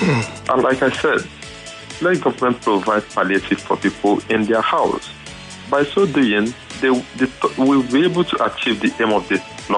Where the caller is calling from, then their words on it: Amuwo-Odofin, Lagos, Nigeria; I'm calling from Amuwa-Dofin.